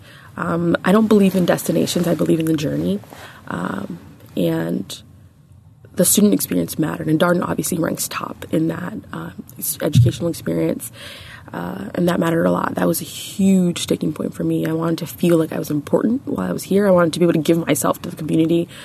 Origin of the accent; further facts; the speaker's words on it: New York, United States; also born or lived in Nigeria / India; I'm from New York, originally from Nigeria. I'm Nigerian-American